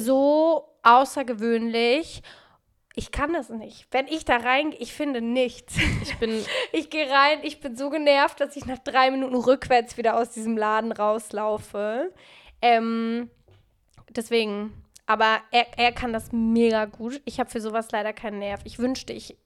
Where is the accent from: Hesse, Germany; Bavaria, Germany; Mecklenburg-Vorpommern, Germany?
Hesse, Germany; Frankfurt; now in Berlin, Germany; Ich bin in Frankfurt so groß geworden